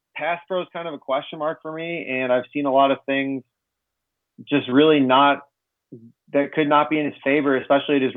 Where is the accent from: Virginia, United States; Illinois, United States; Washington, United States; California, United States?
Illinois, United States; Chicago; I'm from Chicago